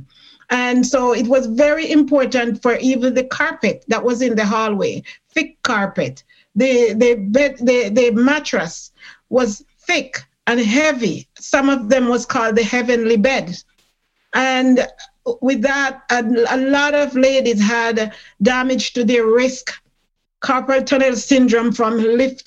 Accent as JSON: {"language": "English", "country": "Jamaica", "tie": "born or raised there", "moved": "yes", "lives_now": "Toronto, Canada", "said": "I came from Jamaica. I am a Jamaican born, and when I came in this country"}